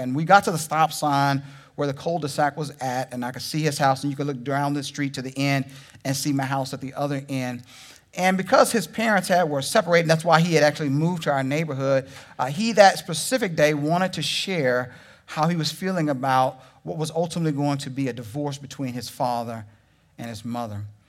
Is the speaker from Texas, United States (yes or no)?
yes; Texas, United States; moved away; also born or lived in Oklahoma; I'm from Texas.